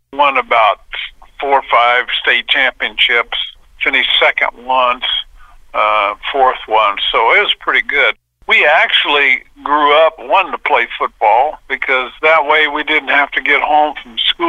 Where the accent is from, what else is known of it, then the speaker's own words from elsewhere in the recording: Eastern Oregon, United States; I grew up in Eastern Oregon on the Oregon-Idaho border on a farm.